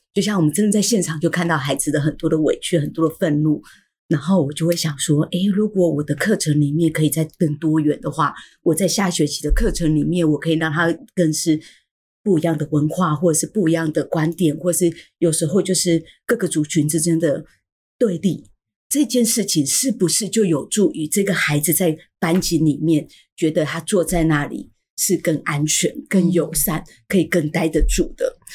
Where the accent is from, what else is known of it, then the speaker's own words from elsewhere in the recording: Taiwan; 我们就是台湾人